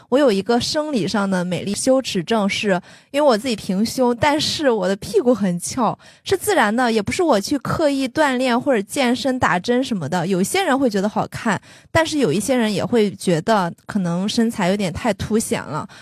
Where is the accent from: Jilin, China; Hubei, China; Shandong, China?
Shandong, China; 我山东人，然后我爸爸也是那种很传统的山东男性